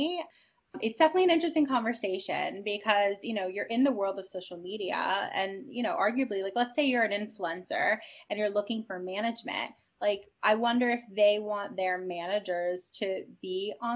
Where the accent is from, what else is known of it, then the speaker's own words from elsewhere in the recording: New York, United States; I'm a New Yorker